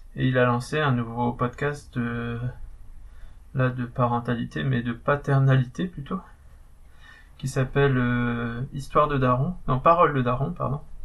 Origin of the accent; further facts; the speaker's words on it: the North, Nord, France; accent: accent du Nord; j'avais mon accent du Nord